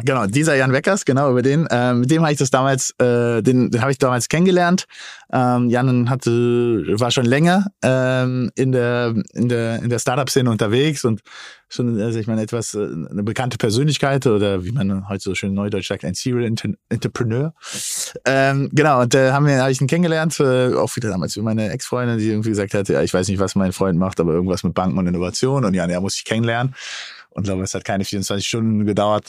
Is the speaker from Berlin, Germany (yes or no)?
yes; Berlin, Germany; als gebürtiger Berliner